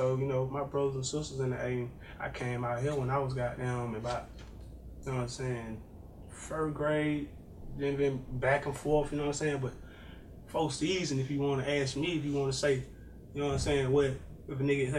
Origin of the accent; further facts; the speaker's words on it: Las Vegas, Nevada, United States; I'm from everywhere. I'll tell you that. I'm from Las Vegas, man.